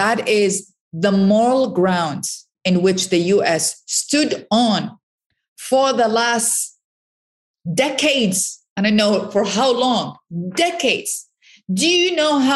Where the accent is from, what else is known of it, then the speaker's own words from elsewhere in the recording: Iraq; now in United States; I'm from Iraq originally